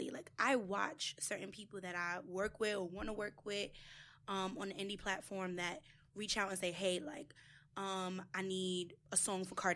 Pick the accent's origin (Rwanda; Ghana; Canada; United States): United States; New York City, New York; I'm from the Bronx